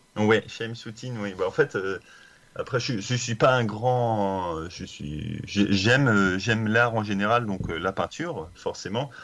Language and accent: French; Brittany, France; je suis breton